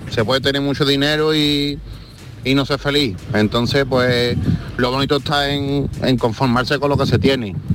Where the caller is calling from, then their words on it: Seville, Andalusia, Spain; Buenas tardes … de Sevilla.